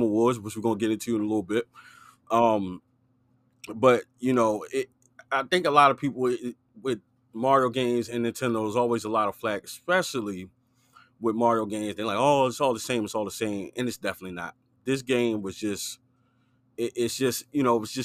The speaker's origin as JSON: {"language": "English", "region": "Maryland", "country": "United States", "said": "we're from Maryland"}